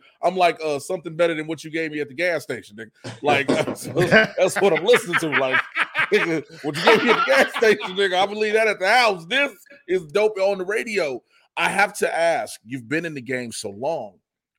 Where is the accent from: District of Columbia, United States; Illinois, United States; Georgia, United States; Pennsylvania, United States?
Illinois, United States; Chicago; I'm from Chicago